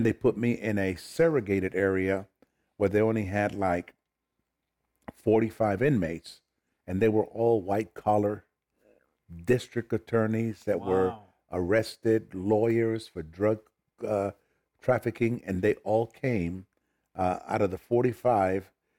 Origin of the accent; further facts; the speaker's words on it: New York, United States; also born or lived in Puerto Rico / Philadelphia, United States; now in Oklahoma, United States; I tell people that I was born in Puerto Rico, raised in New York and Philadelphia, and confused in Oklahoma.